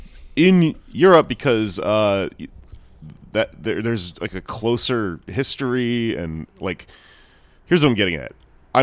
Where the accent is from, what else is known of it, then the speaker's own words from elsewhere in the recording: Houston, Texas, United States; now in New York, United States; I grew up in Houston.